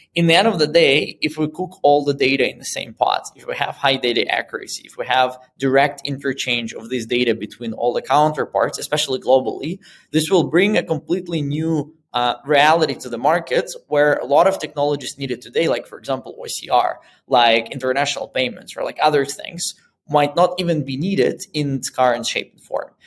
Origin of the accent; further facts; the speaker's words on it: Moscow, Russia; moved away as an adult; also born or lived in Boston; now in Berlin, Germany; I'm originally from Moscow and that's where I started my first business